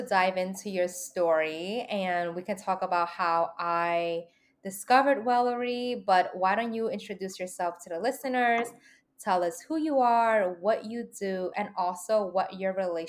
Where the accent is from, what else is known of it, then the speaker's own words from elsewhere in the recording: New York City, New York, United States; I grew up in the Lower East Side